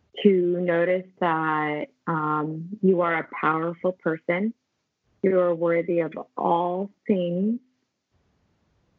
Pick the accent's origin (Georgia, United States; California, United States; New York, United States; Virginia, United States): California, United States; Los Angeles; also born or lived in Philippines